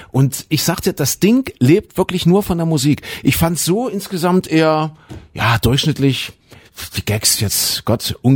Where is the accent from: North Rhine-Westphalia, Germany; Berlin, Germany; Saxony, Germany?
Saxony, Germany; Zwickau; Ich komme aus Zwigge, da wo der René herkommt.